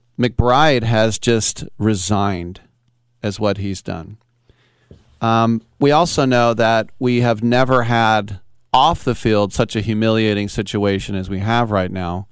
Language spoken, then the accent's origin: English; Oakland, California, United States; Growing up in Oakland as a kid